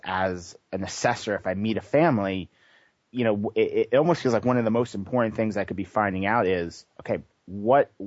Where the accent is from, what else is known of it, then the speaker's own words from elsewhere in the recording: New York, United States; moved away as an adult; also born or lived in Boston; now in California, United States; I grew up on the East Coast. I grew up in New York and started working in the ABA field in Boston and came to California